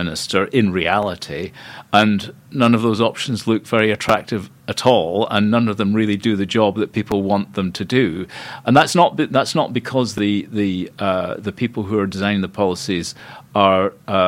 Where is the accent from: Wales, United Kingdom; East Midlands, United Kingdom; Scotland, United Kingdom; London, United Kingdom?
Scotland, United Kingdom; moved away as an adult; also born or lived in Cambridge, England; I'm Scottish. I like living in Scotland